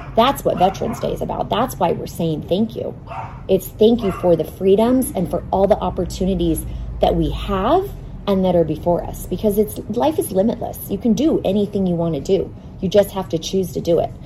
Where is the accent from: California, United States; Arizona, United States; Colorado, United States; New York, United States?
Arizona, United States; Phoenix; I grew up in North Phoenix, fifth generation Arizona native